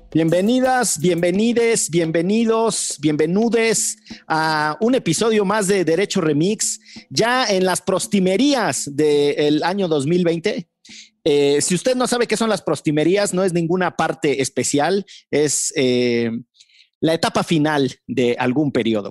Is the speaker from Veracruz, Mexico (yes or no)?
yes; Orizaba, Veracruz, Mexico; en Orizaba, que era donde yo vivía